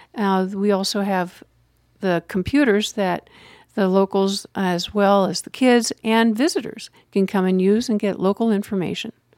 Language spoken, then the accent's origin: English; Pennsylvania, United States; moved away as an adult; also born or lived in Denver, Colorado / Gillette, Wyoming / Meeker, Colorado; now in Wet Mountain Valley, Colorado, United States; I grew up in Pennsylvania